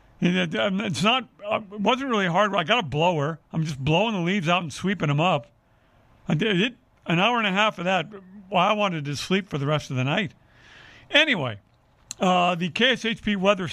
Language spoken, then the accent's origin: English; Northern California, United States; now in Las Vegas, United States; I'm from Northern California.